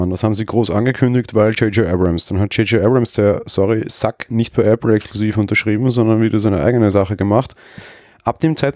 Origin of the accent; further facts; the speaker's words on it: Austria; Als, als Österreicher hast du immer mhm. super gemerkt, wenn du irgendwie Serien auf RTL geguckt hast oder auf irgendwie, weiß ich was, ProSieben, whatever und im Vergleich dazu auf ORF.